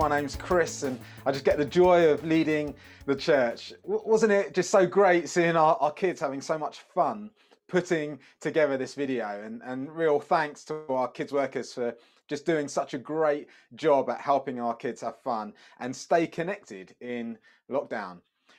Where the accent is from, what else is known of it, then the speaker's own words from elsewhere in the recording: Brighton, South East England, United Kingdom; also born or lived in Sheffield / Democratic Republic of the Congo; I was born in Sheffield, but I spent the first 5 years of my life in the Congo, the DRC. But my teenage years were growing up in Brighton. I seem to have moved around quite a lot.